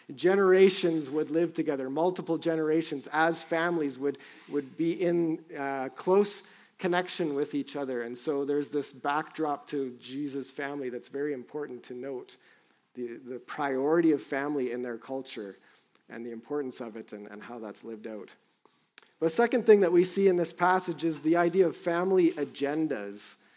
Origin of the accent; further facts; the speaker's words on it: Cambridge, Ontario, Canada; born there; also born or lived in Vancouver / London, Ontario / Ottawa; So I was born in Cambridge, Ontario, and born to a son of Scottish immigrants who settled in Ontario. And then we moved around a bit as a family. So I lived in Vancouver and then back to London, Ontario, and Ottawa.